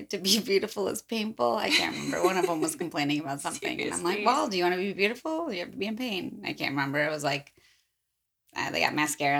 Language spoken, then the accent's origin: English; near Palatine, Illinois, United States; it's very close to my hometown. And a portion of the story happens literally across the street from one of the houses I lived in.